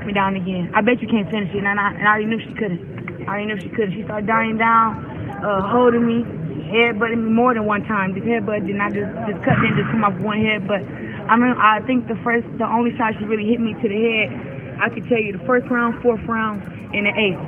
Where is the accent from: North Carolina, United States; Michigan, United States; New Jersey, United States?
Michigan, United States; Flint; I am Flint. Michigan lives deep down inside of me